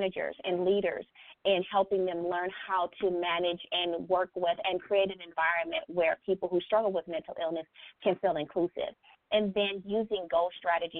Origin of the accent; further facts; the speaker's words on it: Los Angeles, California, United States; I hail from Los Angeles, California.